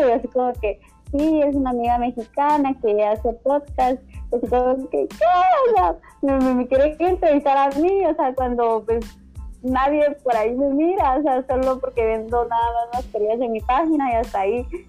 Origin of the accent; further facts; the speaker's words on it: Sanarate, El Progreso, Guatemala; moved away as an adult; now in Guatemala City, Guatemala; soy de Guatemala, vengo de un pueblito em, que se llama Sanarate, y de Sanarate pues vengo de una aldeita que se llama de Morales. Entonces eh, ahí viví toda mi infancia, mi adolescencia